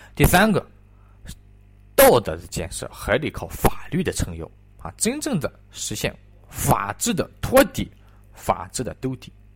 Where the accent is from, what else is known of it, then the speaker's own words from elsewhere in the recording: China; 我们中国人有一些能够称之为中国人的一些东西